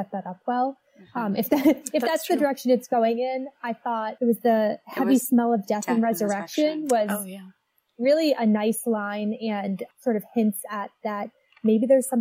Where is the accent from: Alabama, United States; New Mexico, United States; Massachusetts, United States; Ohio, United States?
Massachusetts, United States; I grew up in Massachusetts